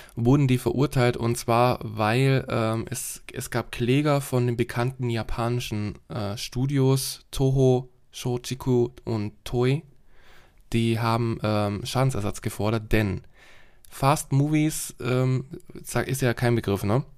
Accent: Germany; bei uns in Deutschland

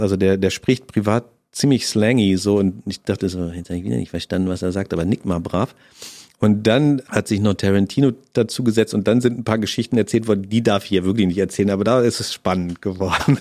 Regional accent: Germany

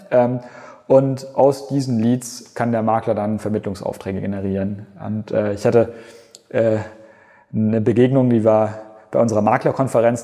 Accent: Germany

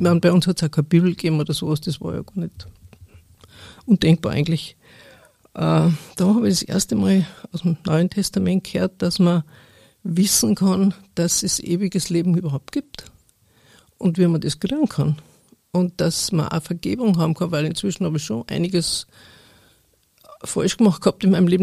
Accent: Upper Bavaria, Germany; ich bin also aufgewachsen in Oberbayern, auf dem Bauernhof, also einem wirklich kleinen Ort

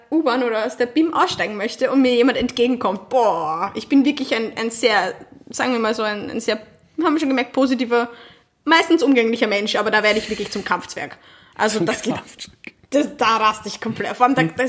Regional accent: Vienna, Austria; als Wienerin

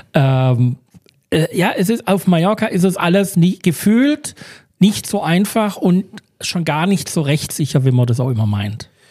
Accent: Germany; wir sind Deutsche

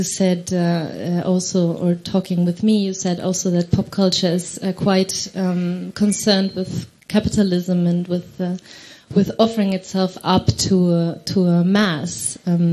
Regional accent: Spain; I'm from Spain

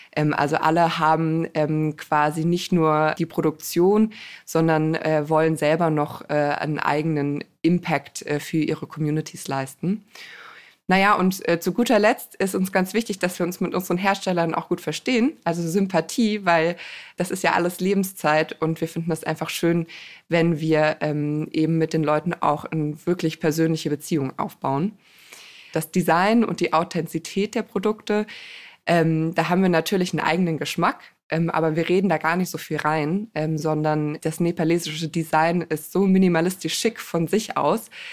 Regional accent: Germany; ich bin selber im Rhein-Gemeingebiet groß geworden

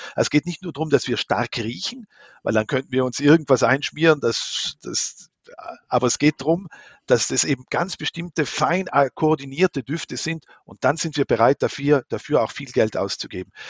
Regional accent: near Merano, South Tyrol, Trentino-Alto Adige, Italy; moved away as an adult; also born or lived in Lucerne, Switzerland / Vienna, Austria; Ich bin in Südtirol aufgewachsen. Meine Mutter ist aus der Schweiz, mein Vater ist ein Südtiroler äh, in Meran und neben Meran bin ich aufgewachsen

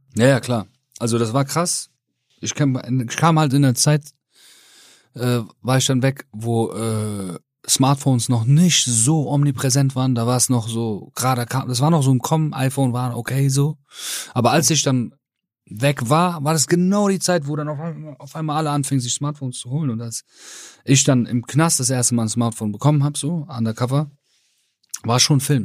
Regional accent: Rhineland, Germany; ich bin aus dem Rheinland

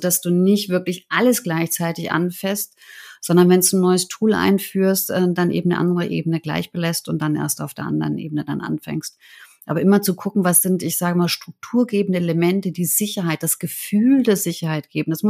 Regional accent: Germany; also born or lived in New York / Beijing / Shanghai; Meine Eltern sind ja Ungarn. Ich bin in Deutschland geboren und aufgewachsen.

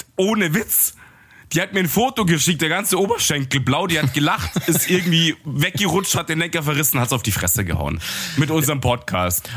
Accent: Munich, Bavaria, Germany; als Münchner, der hier so, so Low-Gebäude nur kennt

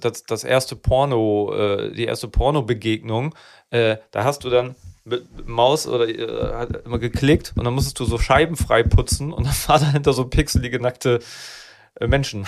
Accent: Neuenkirchen, Lower Saxony, Germany; Da bin ich aus Neuenkirchen, was die, die letzte Bushaltestelle äh, Bremen. Ganz weit weg. Nee, bei Schwannewede, da bin ich groß geworden

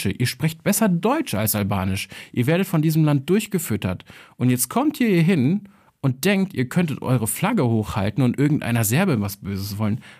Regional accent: Kosovo; ich als Kosovare, der jetzt irgendwie sich nicht als besonders nationalstolz, sondern eher als tolerant bezeichnen würde

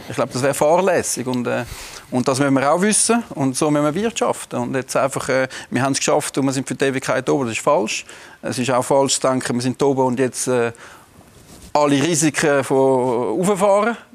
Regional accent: Winterthur, Zurich, Switzerland; wir sind Winterthur und wir sind Winterthurer und, äh, und das ist unsere Kultur und das gehört zu uns.

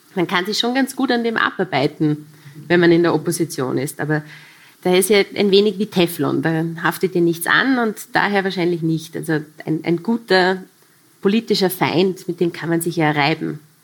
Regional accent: Vorarlberg, Austria; Als Vorarlbergerin

